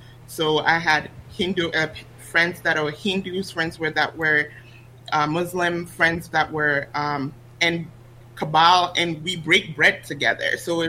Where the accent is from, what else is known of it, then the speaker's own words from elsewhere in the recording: Botswana; English is a second language; But in terms of just growing up in Botswana, I never felt like I was lacking anything, right?